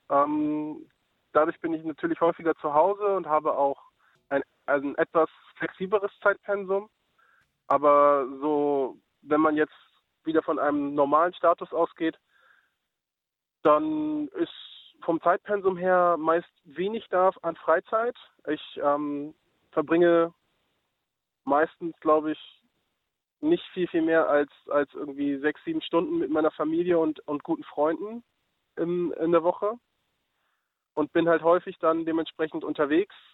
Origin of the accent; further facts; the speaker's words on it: Oldenburg, Lower Saxony, Germany; Wie erwähnt, ich komme gebürtig aus Oldenburg, bin bei meiner Mutter groß geworden.